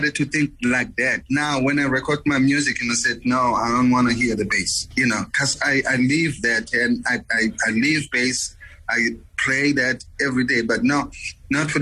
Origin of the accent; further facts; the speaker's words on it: Soweto, Gauteng, South Africa; moved away; I was born in South Africa